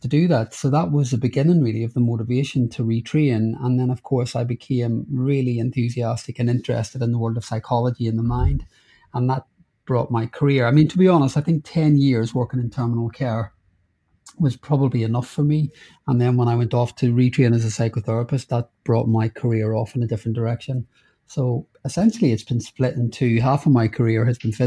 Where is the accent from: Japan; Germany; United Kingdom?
United Kingdom; Northern Ireland; now in London, United Kingdom; I grew up in Northern Ireland during the Troubles, when there was a lot of riots and bombs.